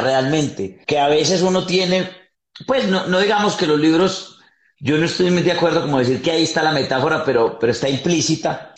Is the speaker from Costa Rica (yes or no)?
no; Yarumal, Antioquia, Colombia; Somos de Yarumal, Yarumal, Antioquia, un pueblo, un pueblo muy lindo, frío